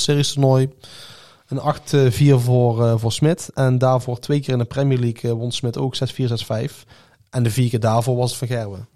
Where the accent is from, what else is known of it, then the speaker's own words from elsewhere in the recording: Netherlands; wij zeggen meteen van als Nederlander